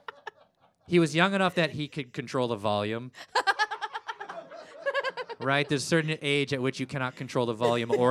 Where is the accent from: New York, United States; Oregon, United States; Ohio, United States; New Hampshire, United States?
Oregon, United States; Portland; I'm from Portland, Oregon